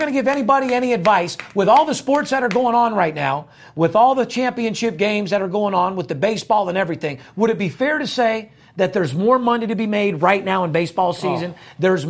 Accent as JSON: {"language": "English", "town": "Las Vegas", "region": "Nevada", "country": "United States", "tie": "born or raised there", "said": "I'm third generation born and raised in Las Vegas."}